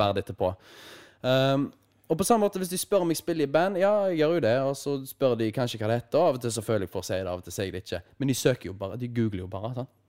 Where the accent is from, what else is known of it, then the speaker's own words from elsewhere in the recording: Haugesund, Rogaland, Norway; her hjemme i Haugesund